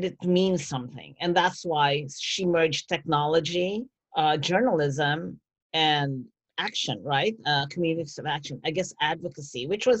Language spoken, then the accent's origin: English; Philippines; now in United States; I grew up in the Philippines. I grew up under martial law.